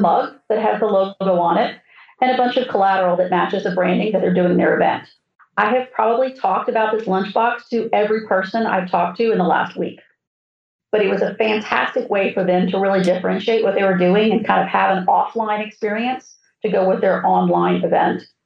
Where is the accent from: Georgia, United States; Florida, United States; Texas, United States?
Florida, United States; South; when I grew up in South Florida, the Braves were still playing in West Palm Beach